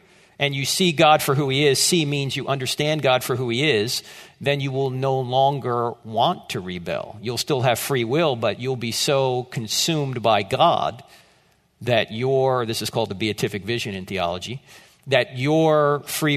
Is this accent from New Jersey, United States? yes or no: yes; New Jersey, United States; moved away as an adult; I am from New Jersey